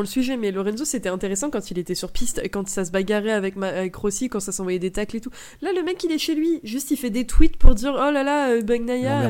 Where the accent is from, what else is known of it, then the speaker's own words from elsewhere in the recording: France; on est Français